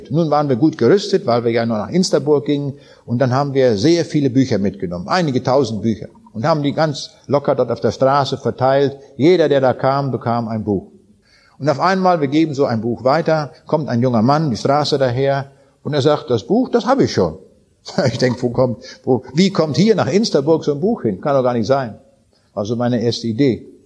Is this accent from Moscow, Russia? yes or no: no; Königsberg, Kaliningrad Oblast, Russia; Ich habe das abends an den Leuten dort in Königsberg auch gesagt. Das war mal meine Heimat, es ist nicht mehr.